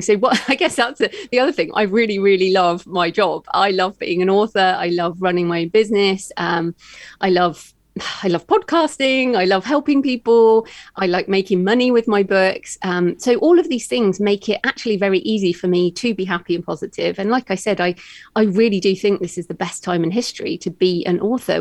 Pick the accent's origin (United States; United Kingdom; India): United Kingdom; accent: British; moved away as an adult; also born or lived in Australia; I'm British, as you can tell by my accent.